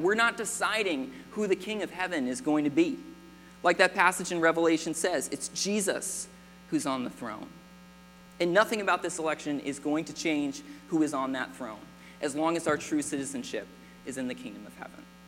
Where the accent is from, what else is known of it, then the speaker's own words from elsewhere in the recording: United States; I was born in America.